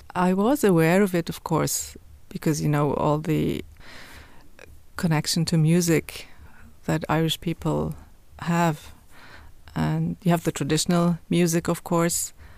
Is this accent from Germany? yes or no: yes; Cologne, North Rhine-Westphalia, Germany; English is a second language; moved away as an adult; now in Dublin, Ireland; of Turkish origin and growing up in Germany means that you have two cultures, two languages